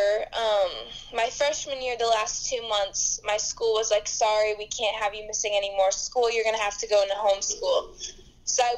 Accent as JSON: {"language": "English", "town": "Thousand Oaks", "region": "California", "country": "United States", "tie": "born or raised there", "said": "Born and raised in Thousand Oaks, California"}